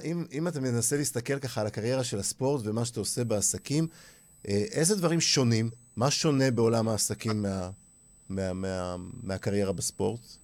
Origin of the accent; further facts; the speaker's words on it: Holon, Tel Aviv District, Israel; אני גדלתי בחולון